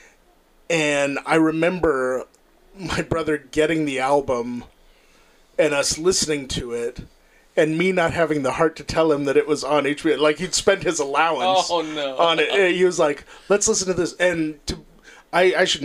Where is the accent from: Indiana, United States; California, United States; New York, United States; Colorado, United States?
Colorado, United States; moved away as an adult; also born or lived in San Antonio, Texas; now in Los Angeles, United States; From Colorado